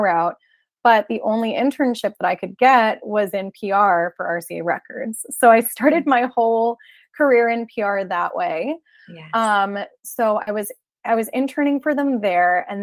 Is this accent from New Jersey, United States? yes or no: yes; New Jersey, United States; I'm originally from New Jersey.